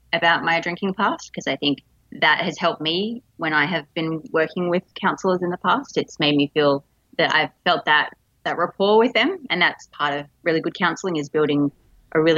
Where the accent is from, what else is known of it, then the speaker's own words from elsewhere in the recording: Melbourne, Victoria, Australia; also born or lived in Darwin, Northern Territory; I'm from Melbourne in Australia, but I was originally born in the top end in Darwin in the Northern Territory.